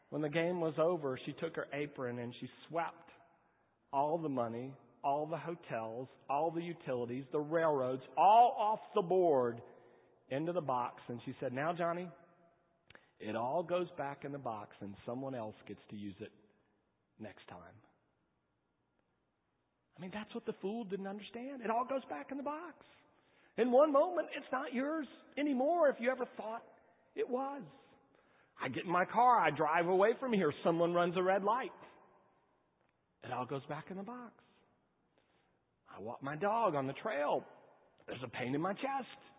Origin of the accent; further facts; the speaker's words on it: California, United States; born there; I was born in California.